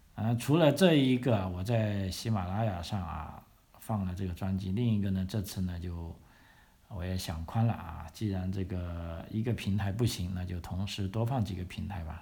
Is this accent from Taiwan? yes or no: no; Guangzhou, Guangdong, China; moved away as an adult; also born or lived in Victoria, Australia; now in Australia; 我的 故乡啊，广东省这个广州市